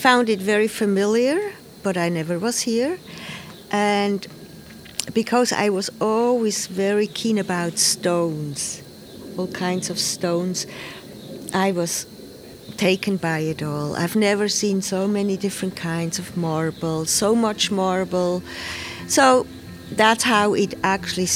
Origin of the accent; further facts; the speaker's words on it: Switzerland; moved away as an adult; also born or lived in United States / Pietrasanta, Italy; I'm from Switzerland. But then I left for the United States when I was 28